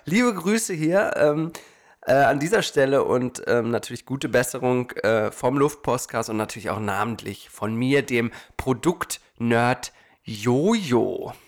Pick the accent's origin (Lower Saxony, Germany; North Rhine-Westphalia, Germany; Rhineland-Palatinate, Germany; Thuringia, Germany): Lower Saxony, Germany; Hanover; now in Portland, United States; wie grün wir aufgewachsen sind in der Stadt.